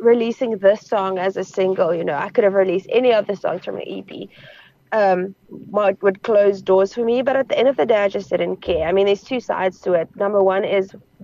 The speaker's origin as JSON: {"language": "English", "region": "Northern Cape", "country": "South Africa", "said": "I am an Afrikaans farm girl. I'm from the Northern Cape. I'm from the desert."}